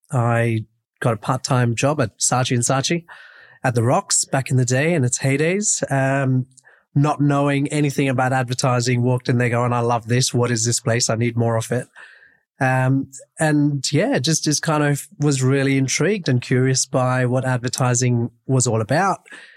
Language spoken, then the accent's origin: English; Mumbai, Maharashtra, India; moved away as an adult; now in Sydney, Australia; I was born and brought up in Bombay. That's still home for me. Mum and dad are still there. I moved here when I was 18